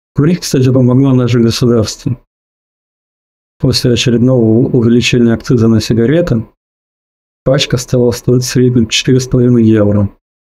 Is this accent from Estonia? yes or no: yes; Tallinn, Harju County, Estonia; Я из Прибалтики, город Таллин.